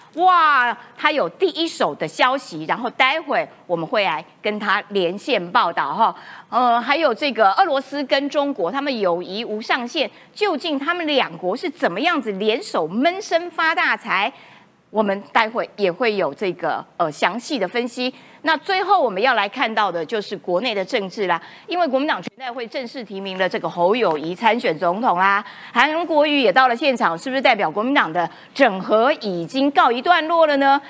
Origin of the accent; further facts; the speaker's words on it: Taiwan; 我台湾人哈